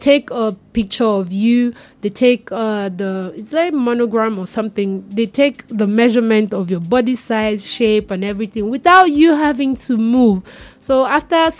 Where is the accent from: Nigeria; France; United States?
Nigeria; as a Nigerian